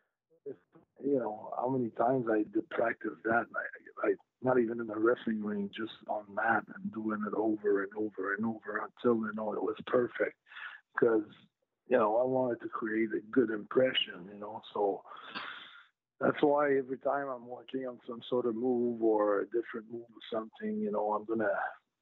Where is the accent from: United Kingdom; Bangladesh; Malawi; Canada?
Canada; I'm French Canadian, sometimes I go on the, you know, English side of Canada